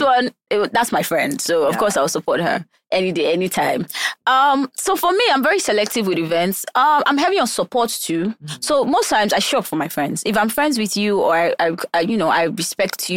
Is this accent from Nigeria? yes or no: yes; Taraba, Nigeria; also born or lived in Abuja, Nigeria; now in Lagos, Nigeria; Taraba, but I moved from Abuja. I used to live in Abuja